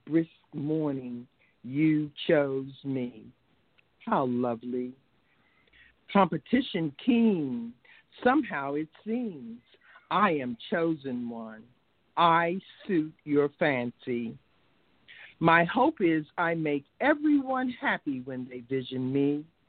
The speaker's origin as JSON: {"language": "English", "town": "Washington", "region": "District of Columbia", "country": "United States", "tie": "born or raised there", "said": "I hail from Southeast Washington, D.C., by the way of Georgetown University Hospital in 1949"}